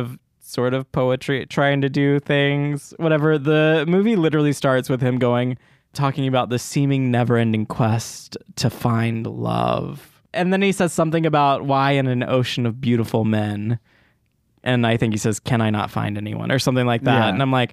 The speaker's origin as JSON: {"language": "English", "region": "Tennessee", "country": "United States", "said": "I'm from Tennessee."}